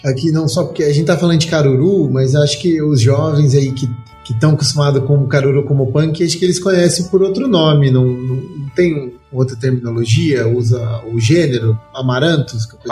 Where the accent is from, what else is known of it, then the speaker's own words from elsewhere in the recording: São Paulo, Brazil; moved away; also born or lived in Minas Gerais; eu sou paulista